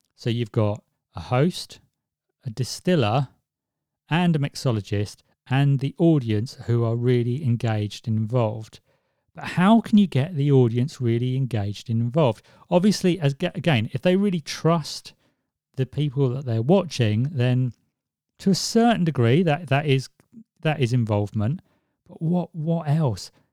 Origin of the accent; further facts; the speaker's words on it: Swansea, Wales, United Kingdom; where I was born in Swansea